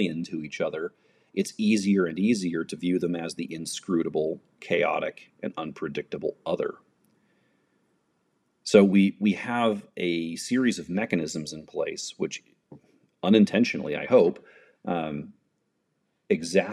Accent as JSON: {"language": "English", "country": "United States", "said": "I'm an American"}